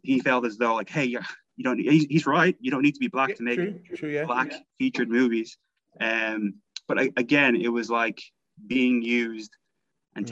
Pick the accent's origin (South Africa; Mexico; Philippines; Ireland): Ireland; I'm Irish, so you know my wife's my wife's from Manchester